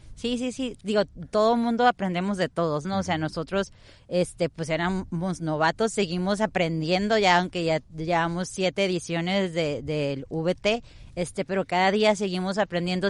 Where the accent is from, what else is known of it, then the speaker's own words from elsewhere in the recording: Tijuana, Baja California, Mexico; moved away as an adult; now in Vista, United States; yo soy totalmente aquí de Tijuana, tengo poco tiempo que tuve la, fortuna, se podría decir, o, la vida me llevó a estar ahorita en, allá en, Estados Unidos, en Vista, pero yo soy tijuanense de aquí